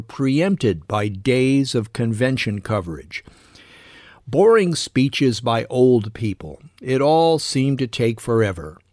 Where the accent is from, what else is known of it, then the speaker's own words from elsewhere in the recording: United States; I'm American